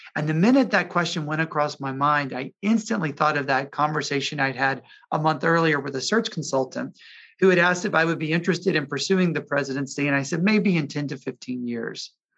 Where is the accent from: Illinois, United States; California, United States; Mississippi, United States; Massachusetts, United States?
Mississippi, United States; Jackson; My mom was head of an independent school in my hometown of Jackson, Mississippi.